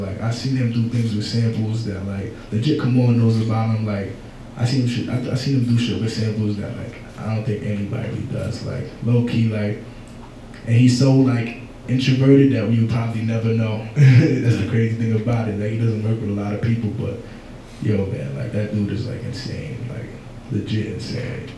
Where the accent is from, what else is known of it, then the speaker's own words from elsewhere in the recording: New York City, New York, United States; I'm from Brooklyn